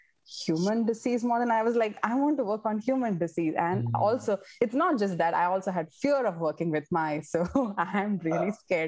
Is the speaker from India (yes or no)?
yes; India; I don't know, is it because I am an Indian? You know, you probably get along well with from your people from your own country.